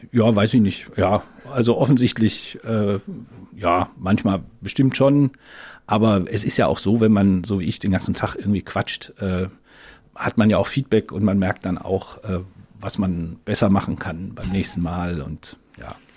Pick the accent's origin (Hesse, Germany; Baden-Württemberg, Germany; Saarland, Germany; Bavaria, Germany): Baden-Württemberg, Germany; Ludwigsburg; moved away; also born or lived in Oldenburg, Lower Saxony / Berlin; ich bin dann aufgewachsen in Ludwigsburg, das ist in der Nähe von Stuttgart und äh, bezeichne mich deswegen eher so als Schwabe